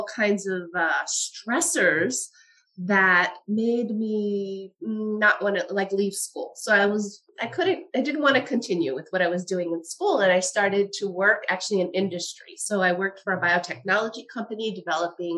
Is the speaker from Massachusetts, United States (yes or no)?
no; Westchester County, New York, United States; I grew up in Westchester County